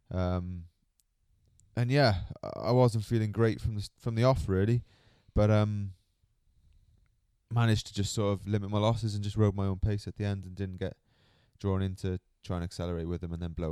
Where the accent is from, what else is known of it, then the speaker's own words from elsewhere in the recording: Cardiff, Wales, United Kingdom; Yeah, it's taken me a few years to get used to it, growing up in Cardiff.